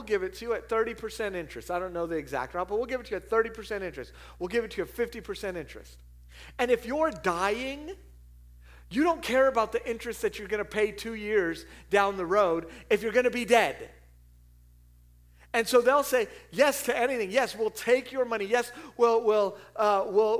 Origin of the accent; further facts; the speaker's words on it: California, United States; I'm from California